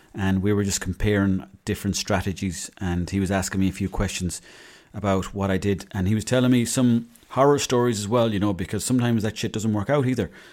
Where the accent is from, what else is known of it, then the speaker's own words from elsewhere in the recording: west of Ireland, Ireland; I'm a small small time farmer from the west of Ireland